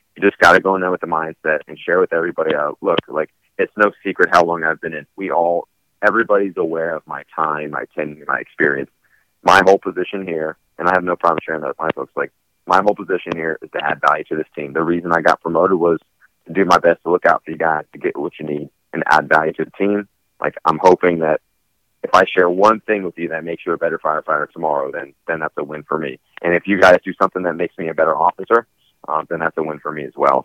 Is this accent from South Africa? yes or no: no; Southern California, United States; where I grew up in Southern California